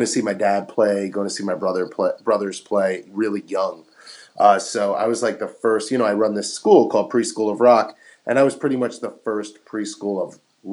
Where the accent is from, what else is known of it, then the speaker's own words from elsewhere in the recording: Metuchen, New Jersey, United States; That's right. Tiny little town called Metuchen, New Jersey. It's inside of another larger town called Edison, but it's a little borough.